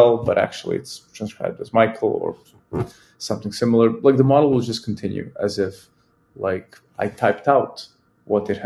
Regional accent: Serbia; I am a Serbian man

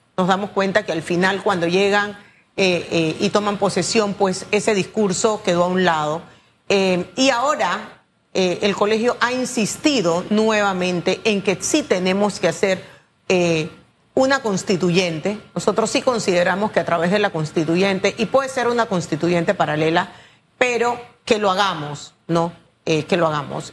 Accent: Panama; nosotros como panameño

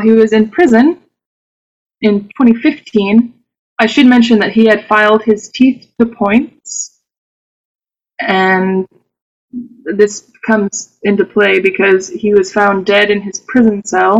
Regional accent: Clemmons, North Carolina, United States; I'm from Clemens, North Carolina, which is a tiny village suburb of Winston-Salem

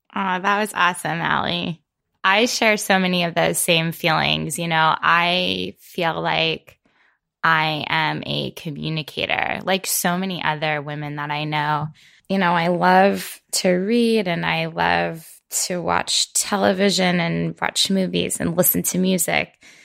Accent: Florida, United States; moved away as an adult; now in Maine, United States; I'm from Florida originally, where I spent most of my life

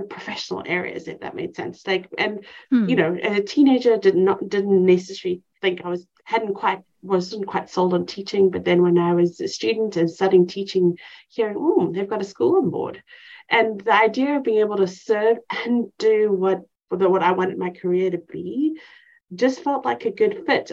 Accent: Cape Town, Western Cape, South Africa; moved away as an adult; now in East Texas, United States; I grew up in Cape Town, South Africa

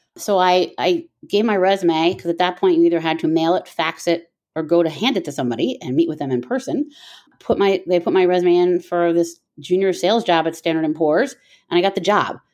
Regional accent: Miami, Florida, United States; moved away as an adult; I grew up in Miami, Florida

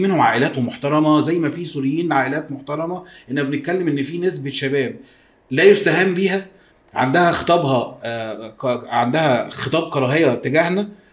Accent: Egypt

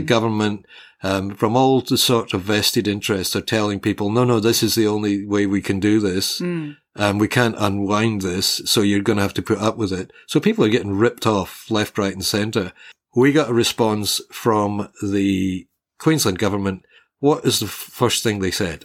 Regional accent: Glasgow, Scotland, United Kingdom; also born or lived in Hobart, Australia; now in Australia; Glasgow, uh, which is basically my hometown, it's what my spiritual home in Scotland. When I was a kid, Glasgow had a population of about just under a million people.

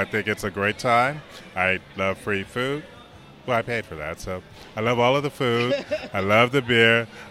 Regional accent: San Antonio, Texas, United States; I'm from San Antonio

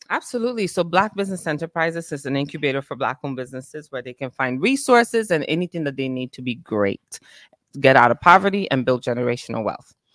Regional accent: Italy; now in United States; born and raised in Italy

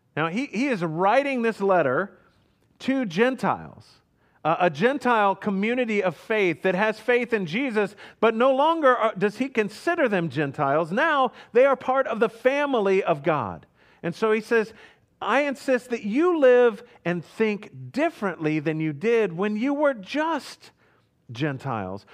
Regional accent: Houston, Texas, United States; moved away; also born or lived in Hannibal, Missouri; I grew up in Houston, Texas

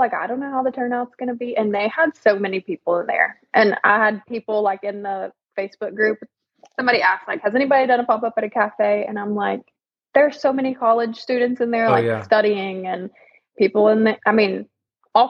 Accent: Birmingham, Alabama, United States; I'm from Birmingham, Alabama

